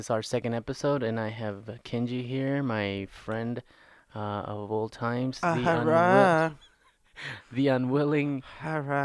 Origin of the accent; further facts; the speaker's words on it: Guatemala; now in Iowa, United States; I am an immigrant from Guatemala and I've been a resident of the beautiful state of Iowa since 1995.